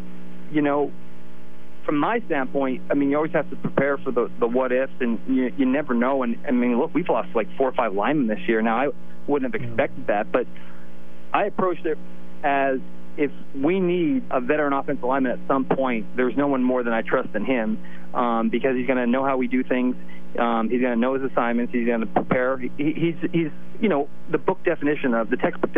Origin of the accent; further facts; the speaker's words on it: Mount Carmel, Pennsylvania, United States; moved away; growing up in Mount Carmel and the passion they have for the sport of football